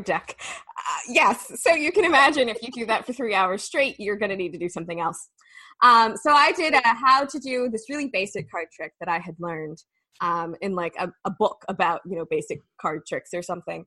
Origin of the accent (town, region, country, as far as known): Missouri, United States; born or raised there